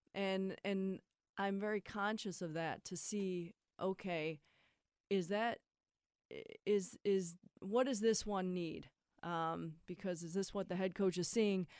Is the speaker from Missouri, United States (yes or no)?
no; Akron, Ohio, United States; We're just kids from Akron.